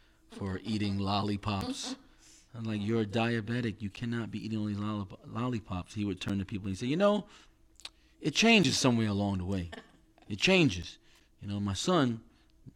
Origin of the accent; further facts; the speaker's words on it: New York, United States; we're from New York